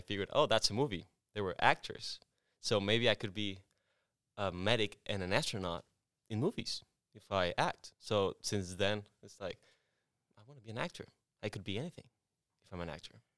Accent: Culiacán, Sinaloa, Mexico; English is a second language; also born or lived in Tepic, Nayarit, Mexico; now in United States; I lived there until I was six, and then I moved to Culiacán, Sinaloa, which is my, it's my hometown

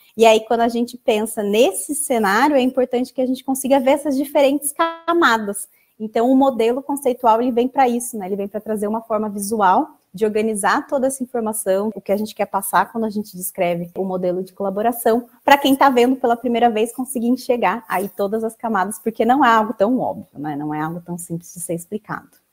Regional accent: Campinas, São Paulo, Brazil; eu sou da cidade de Campinas

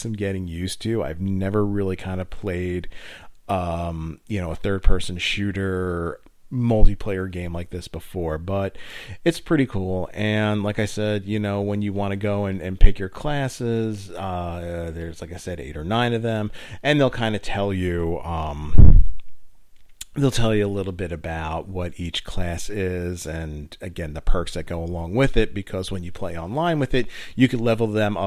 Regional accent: United States; I'm from the New York, New Jersey area

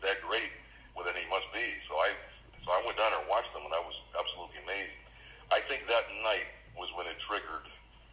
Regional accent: Pittsburgh, Pennsylvania, United States; I'm here from Pittsburgh, Pennsylvania. You know, I've actually been here my whole life

